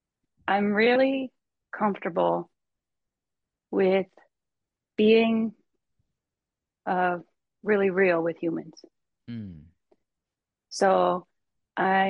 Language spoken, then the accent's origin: English; Michigan, United States; I grew up in Michigan